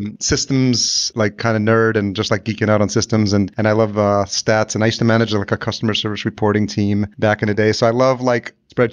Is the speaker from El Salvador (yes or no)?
yes; El Salvador; born there; because I'm Latino, I was born in El Salvador.